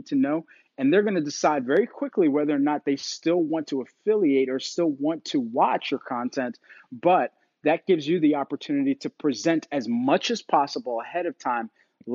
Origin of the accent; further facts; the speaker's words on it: Philadelphia, Pennsylvania, United States; I'm from Philadelphia